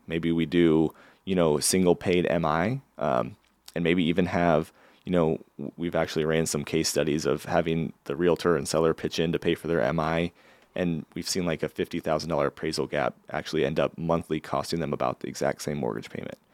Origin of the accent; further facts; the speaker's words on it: Valley, Nebraska, United States; also born or lived in Lincoln, Nebraska / Florida / New York; So I grew up in Valley, Nebraska. So I consider myself kind of a small town